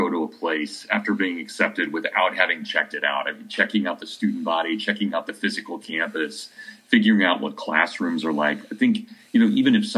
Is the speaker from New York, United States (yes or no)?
no; Kansas, United States; moved away as an adult; now in Hillsdale, United States; growing up in Kansas